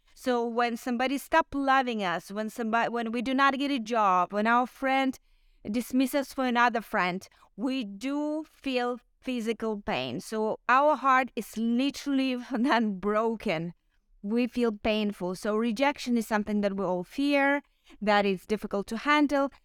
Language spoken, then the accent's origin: English; Ukraine; I'm Ukrainian